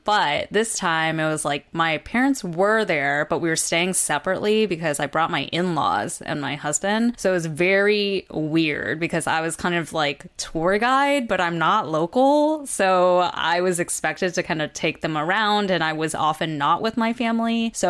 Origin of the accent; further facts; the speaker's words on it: California, United States; I'm from California